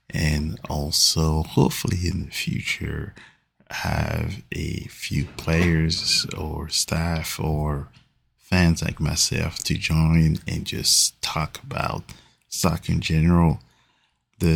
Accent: Paris, Île-de-France, France; now in St. Louis, United States; Big supporter of Paris Saint-Germain, which is my hometown team

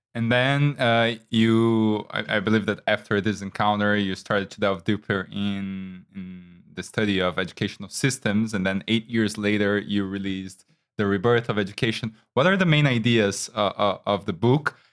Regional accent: Brazil; I am from Brazil

